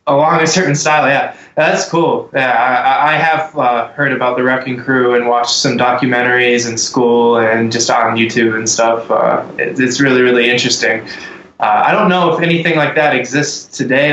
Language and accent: English; Texas, United States; now in Ohio, United States; I was born in Texas.